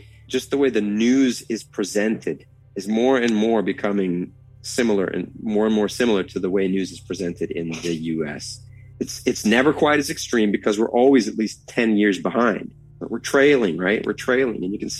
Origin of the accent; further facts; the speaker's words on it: United States; now in Norway; the main thing I've noticed about being American in Norway is the change from it being a positive to a negative.